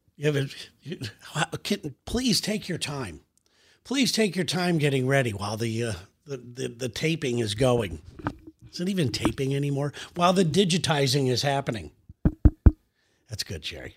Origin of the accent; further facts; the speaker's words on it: United States; as an American